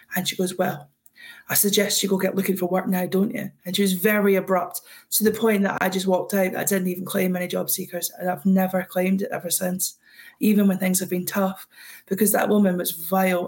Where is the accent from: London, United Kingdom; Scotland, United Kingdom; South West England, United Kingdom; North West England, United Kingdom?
Scotland, United Kingdom; I'm Scottish